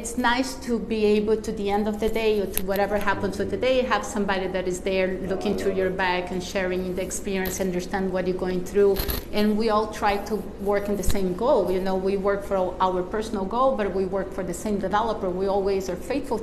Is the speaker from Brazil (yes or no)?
yes; Brazil; now in Miami, United States; I'm from Brazil, so we speak a lot of Portuguese